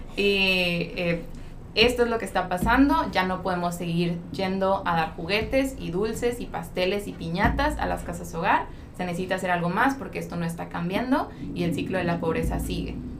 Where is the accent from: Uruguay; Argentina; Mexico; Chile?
Mexico; also born or lived in Santa Cruz, California; como mexicanos